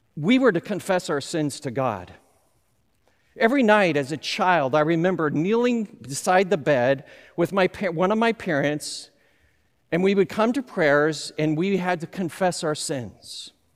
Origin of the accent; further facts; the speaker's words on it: Southern California, United States; I grew up in Southern California.